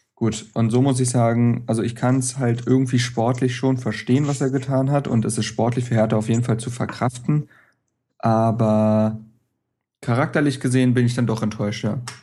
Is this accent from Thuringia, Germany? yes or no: no; Berlin, Germany; als Berliner